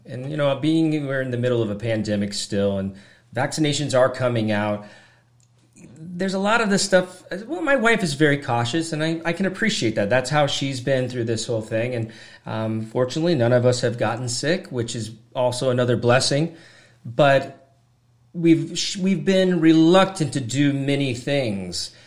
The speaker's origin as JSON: {"language": "English", "region": "Washington", "country": "United States", "tie": "born or raised there", "said": "growing up in Washington"}